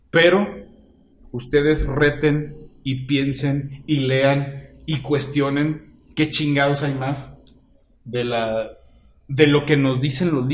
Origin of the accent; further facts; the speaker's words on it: Mexico; Ese es el pedo que nosotros como mexicanos nunca decimos que somos los más chingones.